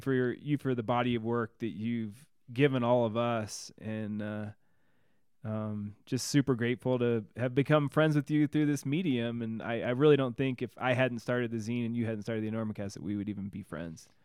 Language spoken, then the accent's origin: English; Illinois, United States; I'm from Illinois